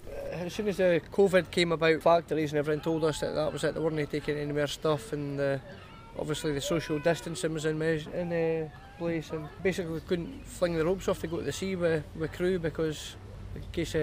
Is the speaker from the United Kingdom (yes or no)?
yes; Anstruther, Scotland, United Kingdom; I'm a fisherman from Anstruther. Brought up in Anstruther